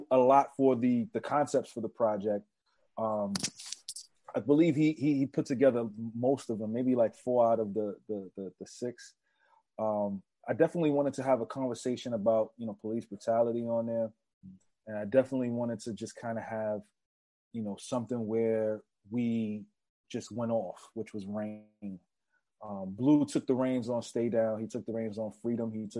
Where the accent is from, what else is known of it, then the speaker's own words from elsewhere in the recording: New York City, New York, United States; growing up in the Bronx